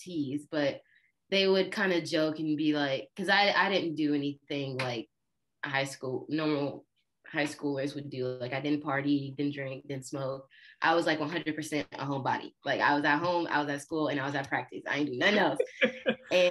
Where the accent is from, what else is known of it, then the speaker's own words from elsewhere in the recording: Georgia, United States; also born or lived in Illinois; I'm originally from Illinois, but we moved from there when I was 5. So I grew up in Georgia.